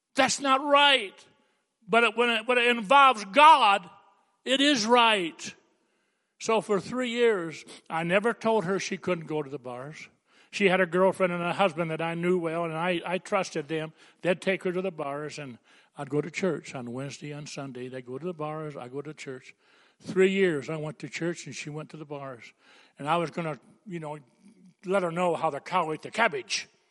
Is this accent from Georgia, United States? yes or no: no; Coolidge, Arizona, United States; also born or lived in New Lothrop, Michigan; I was raised in Coolidge